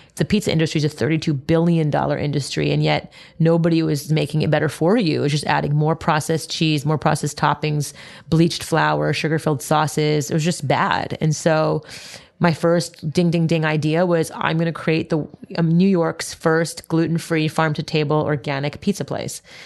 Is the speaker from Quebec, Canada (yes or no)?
yes; Montreal, Quebec, Canada; I grew up in Montreal, Canada